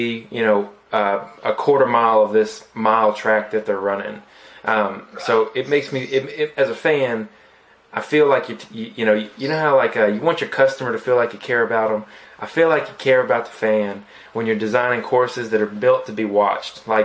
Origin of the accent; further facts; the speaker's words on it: Southeast, United States; growing up in the Southeast, I've been in the off-road community for many years now